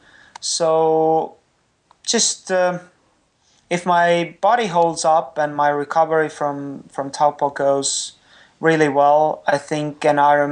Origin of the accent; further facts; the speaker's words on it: Estonia; first language Estonian; English is a second language; my native tongue is not English, it's Estonian